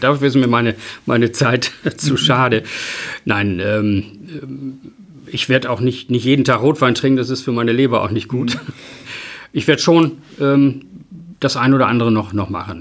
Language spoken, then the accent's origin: German; Emden, Lower Saxony, Germany; Ich wohne weiterhin hier und das ist meine Heimatstadt